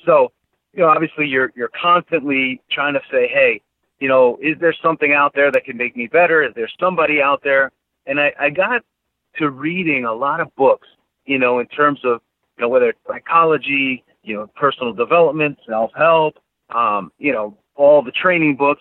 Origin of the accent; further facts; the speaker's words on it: New York, United States; I grew up in New York